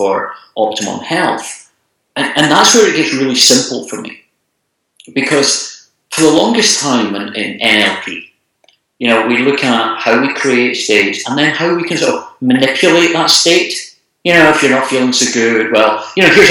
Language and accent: English; Scotland, United Kingdom; I'm from Scotland